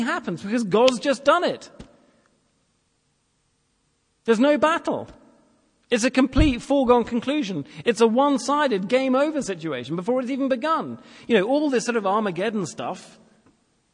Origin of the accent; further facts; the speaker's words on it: England, United Kingdom; I'm English